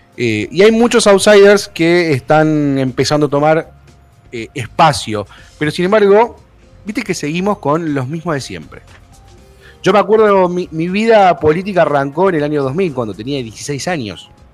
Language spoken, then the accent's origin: Spanish; Argentina; cómo somos los argentinos, le buscamos la vuelta